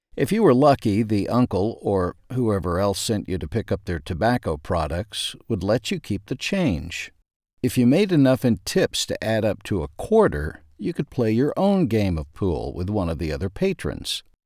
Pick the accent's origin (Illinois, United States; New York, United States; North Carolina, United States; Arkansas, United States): Arkansas, United States; Ashdown; As a kid growing up in Ashdown, Arkansas